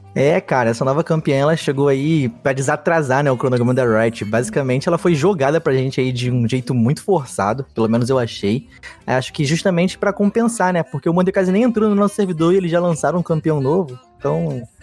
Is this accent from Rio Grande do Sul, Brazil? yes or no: no; Rio de Janeiro, Brazil; accent: carioca; Sou carioca, moro no Rio a minha vida toda